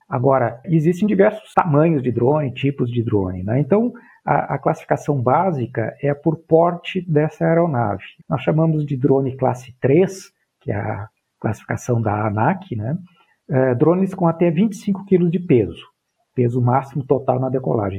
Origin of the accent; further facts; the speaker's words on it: Pelotas, Rio Grande do Sul, Brazil; eu sou natural do Rio Grande do Sul, natural de Pelotas